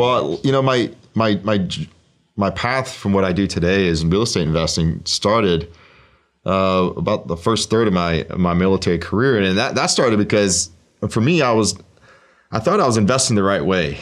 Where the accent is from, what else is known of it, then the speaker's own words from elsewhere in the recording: Oregon, United States; I grew up in Oregon. Um, my, I lived there my entire life